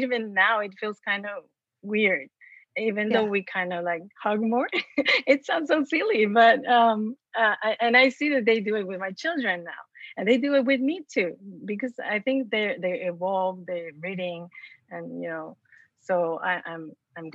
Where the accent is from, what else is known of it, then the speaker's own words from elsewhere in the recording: Mexico; moved away; I was born and raised in Mexico. And so imagine in a small town